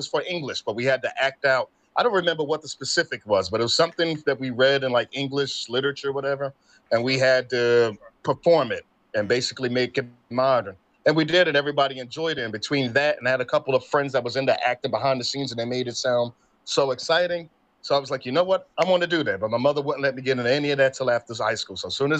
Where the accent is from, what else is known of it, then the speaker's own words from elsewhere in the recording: Newark, New Jersey, United States; born and raised in Newark, New Jersey, graduate of Arts High School.